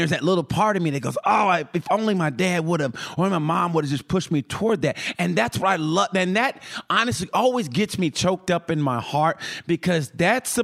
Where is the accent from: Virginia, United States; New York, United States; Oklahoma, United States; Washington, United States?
Oklahoma, United States; moved away; also born or lived in Texas; I'm from Oklahoma originally